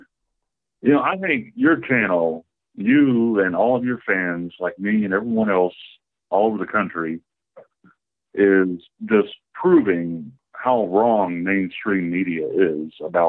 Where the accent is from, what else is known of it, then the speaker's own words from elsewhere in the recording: Oklahoma, United States; I'm from Oklahoma